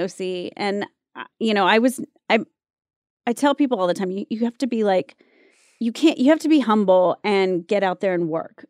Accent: Wilmington, North Carolina, United States; also born or lived in Mississippi / Germany; I was born in Mississippi, uh, spent some time in Germany when I was really little, and then I grew up in North Carolina

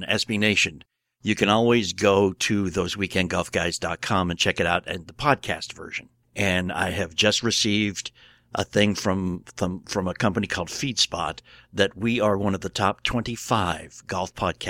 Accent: New England, United States; I grew up in New England, man. There was a Dunkin' Donuts like every 57 feet. And then I moved south and it was Krispy Kreme land.

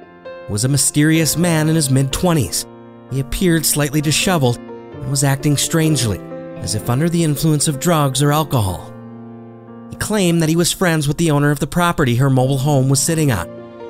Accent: Wisconsin, United States; My home state of Wisconsin

